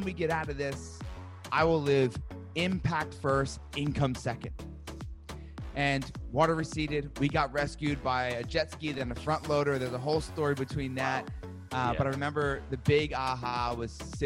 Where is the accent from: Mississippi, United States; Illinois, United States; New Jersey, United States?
New Jersey, United States; I'm from Jersey